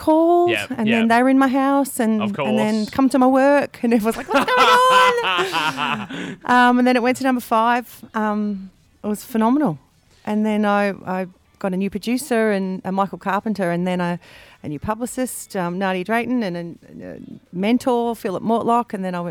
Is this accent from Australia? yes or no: yes; Wollongong, New South Wales, Australia